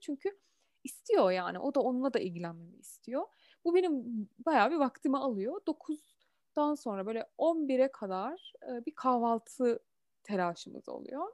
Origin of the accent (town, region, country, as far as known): Turkey; also born or lived in Germany